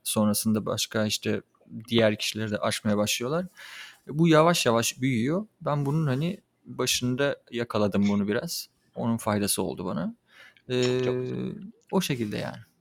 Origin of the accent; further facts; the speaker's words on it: Çanakkale, Turkey; moved away; also born or lived in Kocaeli; Çanakkale'de doğdum. Orada doğup büyüdüm.